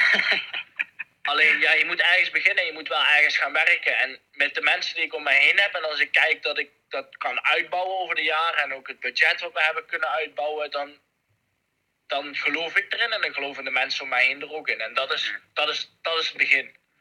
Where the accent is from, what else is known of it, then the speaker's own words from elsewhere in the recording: Netherlands; als Nederlander